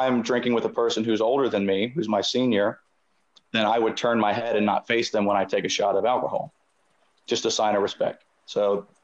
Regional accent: the South, Southern United States, United States; moved away as an adult; also born or lived in Korea; now in South Korea

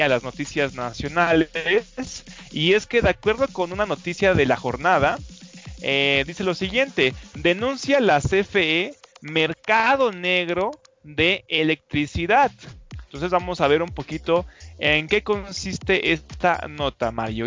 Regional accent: Mexico

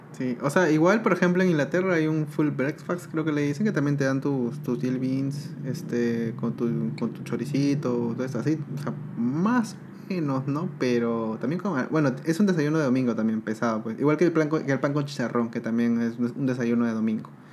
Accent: Peru; now in Uruguay; en Perú ya comíamos también bastante tema de lengua

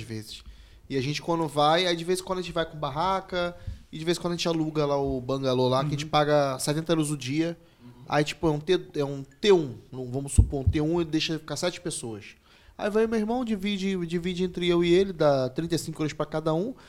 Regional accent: Rio de Janeiro, Brazil; now in Portugal; eu que vim do Rio de Janeiro

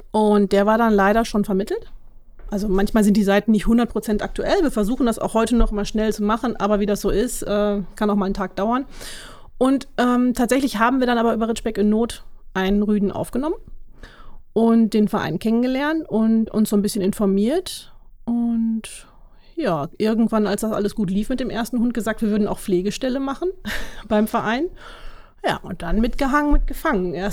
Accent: Münster, North Rhine-Westphalia, Germany; now in Dülmen, Germany; Ich komme ursprünglich auch aus Münster, wohne jetzt aber in Dülmen seit ein paar Jahren.

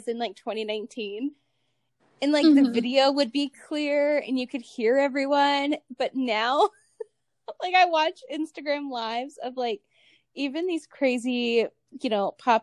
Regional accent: Cleveland, Ohio, United States; also born or lived in northern Nevada; now in Nevada, United States; I'm from Cleveland, originally in Ohio

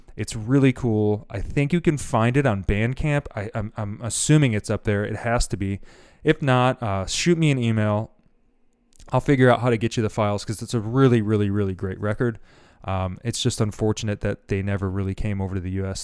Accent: Grand Rapids, Michigan, United States; growing up in Grand Rapids, Michigan

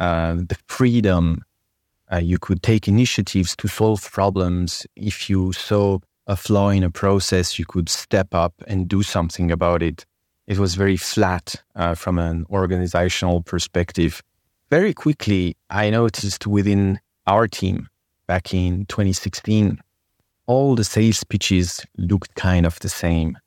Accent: France; English is a second language; moved away; I was born and raised in France from Persian parents

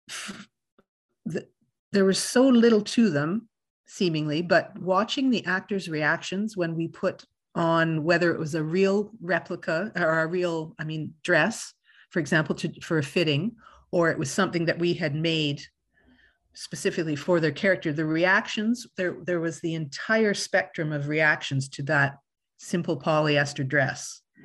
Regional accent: Winnipeg, Manitoba, Canada; I grew up in Winnipeg, Manitoba

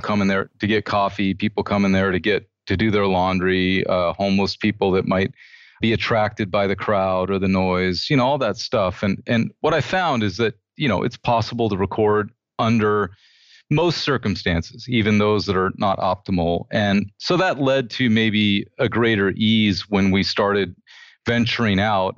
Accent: United States; I'm an American

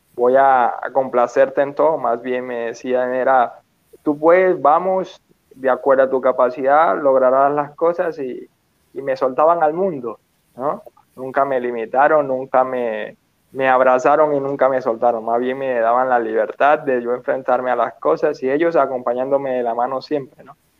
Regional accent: Petare, Miranda, Venezuela; yo crecí en Petare, Venezuela

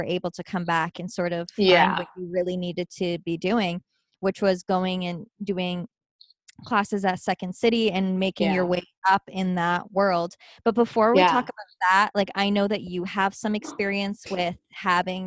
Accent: Waterloo, Ontario, Canada; moved away as an adult; I moved away from Waterloo when I was 19.

